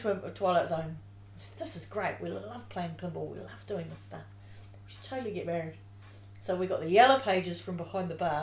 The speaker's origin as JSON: {"language": "English", "town": "Wainuiomata", "region": "Wellington", "country": "New Zealand", "tie": "born or raised there", "also_born_or_lived": "Auckland", "said": "we settled in Wainuiomata, my hometown again, bought our first house."}